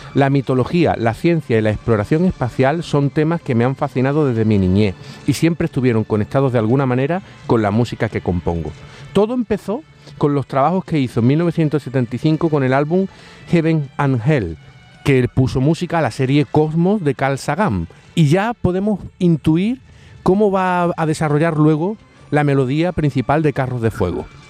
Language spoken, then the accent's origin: Spanish; Andalusia, Spain; accent: Andalusian; mi acento andaluz